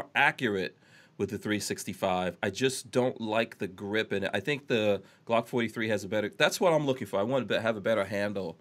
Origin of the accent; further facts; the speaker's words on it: New York, United States; I'm a New Yorker. I grew up in New York